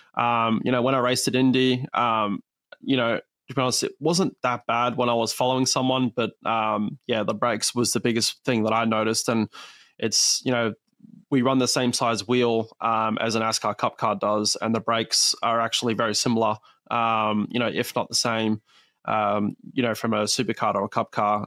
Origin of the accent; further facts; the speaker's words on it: Perth, Western Australia, Australia; is actually where I was born. So this is my my hometown event.